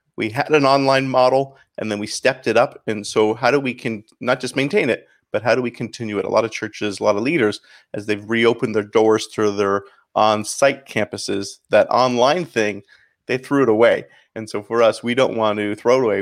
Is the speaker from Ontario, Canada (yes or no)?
yes; St. Catharines, Ontario, Canada; accent: Canadian; moved away as an adult; also born or lived in Chicago; now in Miami, United States; So I grew up in Saint Catharines, Ontario, about thirty minutes north of Buffalo